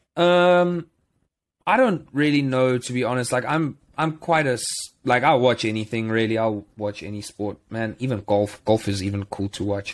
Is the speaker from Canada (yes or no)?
no; South Africa; moved away; as a South African